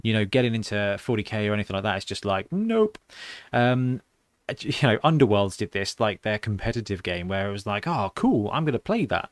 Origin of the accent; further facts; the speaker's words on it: United Kingdom; we're British geeks